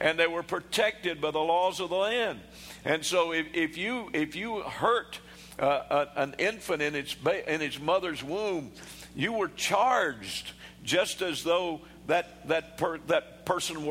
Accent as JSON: {"language": "English", "country": "United States"}